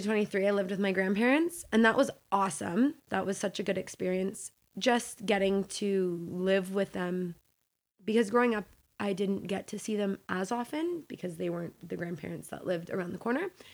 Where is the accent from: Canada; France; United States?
Canada; Hamilton, Ontario; also born or lived in Mississauga; Hamilton is really where I grew up, from the age of, like, five.